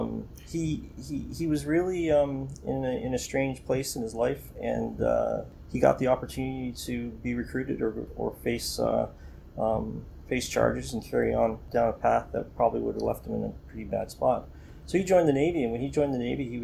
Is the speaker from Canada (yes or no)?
yes; Welland, Ontario, Canada; I grew up in Welland, Ontario